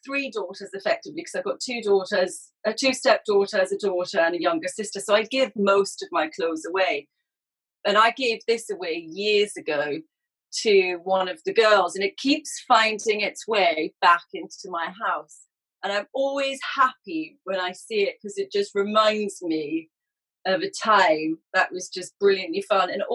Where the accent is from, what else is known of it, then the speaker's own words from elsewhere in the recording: Newcastle upon Tyne, North East England, United Kingdom; Growing up in Newcastle